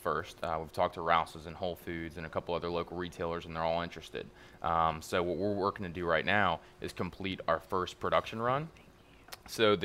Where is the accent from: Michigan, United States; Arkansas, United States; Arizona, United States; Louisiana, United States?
Louisiana, United States; Baton Rouge; moved away as an adult; now in New Orleans, United States; I'm from Baton Rouge